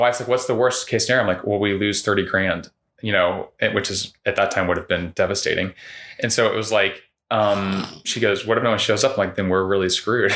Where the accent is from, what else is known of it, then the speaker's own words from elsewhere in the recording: Winter Park, Florida, United States; moved away as an adult; I grew up in Winter Park